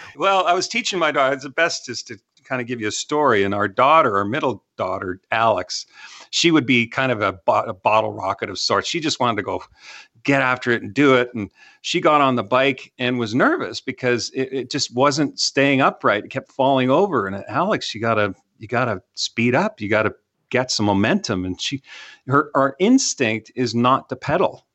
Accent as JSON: {"language": "English", "country": "Canada", "moved": "yes", "lives_now": "Texas, United States", "said": "I'm from Canada"}